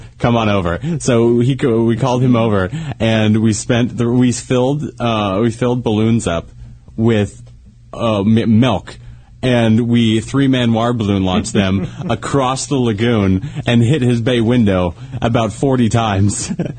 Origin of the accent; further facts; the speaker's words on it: Tahoe, United States; back in my hometown up in Tahoe, there's a lagoon behind our house, like because we live like close to the lake